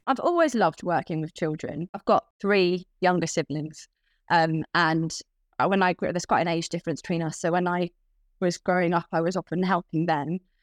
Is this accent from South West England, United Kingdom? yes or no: yes; Cornwall, South West England, United Kingdom; moved away as an adult; now in London, United Kingdom; I grew up in Cornwall